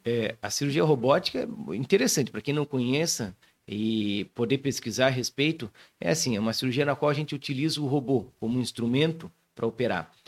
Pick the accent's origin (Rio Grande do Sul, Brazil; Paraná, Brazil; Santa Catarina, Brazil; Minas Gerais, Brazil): Santa Catarina, Brazil; Joinville; also born or lived in Florianópolis / São Paulo; Sou nascido aqui em Joinville, minha família é daqui